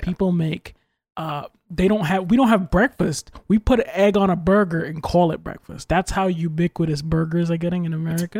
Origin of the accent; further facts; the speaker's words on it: United States; I'm American